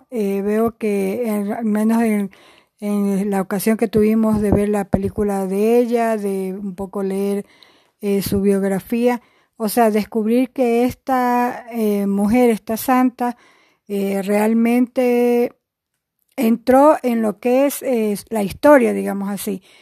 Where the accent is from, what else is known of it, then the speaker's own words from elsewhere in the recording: Guayaquil, Guayas, Ecuador; contentos de regresar otra vez a Guayaquil, somos de Guayaquil